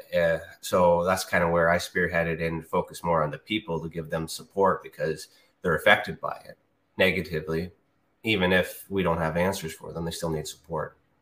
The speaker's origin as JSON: {"language": "English", "country": "Canada", "said": "I'm Canadian"}